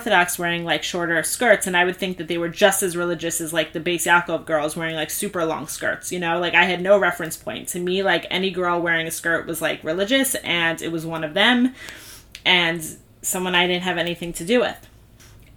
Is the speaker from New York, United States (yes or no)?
yes; Five Towns, New York, United States; grew up in the Five Towns and became religious